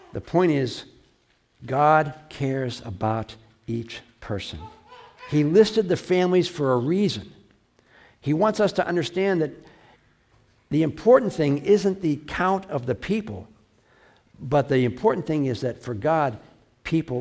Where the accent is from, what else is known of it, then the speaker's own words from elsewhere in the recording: United States; I'm an American. I'm not a German American. I'm not an Irish American. I'm an American